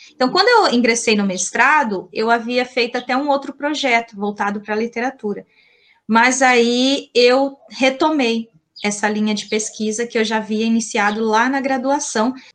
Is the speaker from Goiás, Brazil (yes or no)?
no; Colíder, Mato Grosso, Brazil; accent: caipira; Eu sou mato-grossense, eu nasci em Colíder, interior aqui de, de Mato Grosso, né? Daí o meu sotaque bem caipira